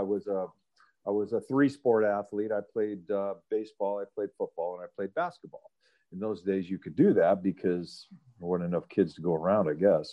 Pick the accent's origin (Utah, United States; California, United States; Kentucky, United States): California, United States; Los Angeles; I grew up in the San Fernando Valley. I grew up in Sylmar